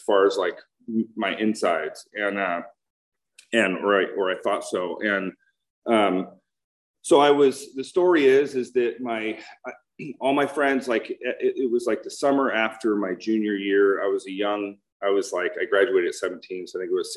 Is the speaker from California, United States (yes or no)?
yes; Huntington Beach, California, United States; I grew up in Huntington Beach